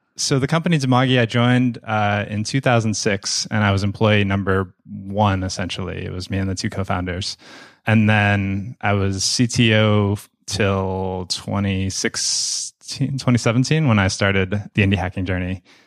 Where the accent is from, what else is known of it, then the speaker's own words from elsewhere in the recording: Boston, Massachusetts, United States; moved away as an adult; now in Cape Town, South Africa; I grew up in Boston, uh, in the suburbs of Boston